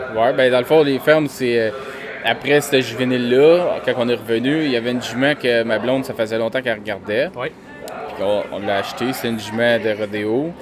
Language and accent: French; Varennes, Quebec, Canada; je viens de Varennes